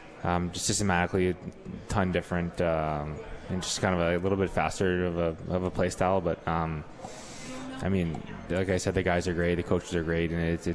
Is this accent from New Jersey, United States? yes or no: yes; right outside of Philly, New Jersey, United States; also born or lived in Springfield, Massachusetts; Yeah, I was born in Springfield, but I grew up my whole life in South Jersey, right outside of Philly.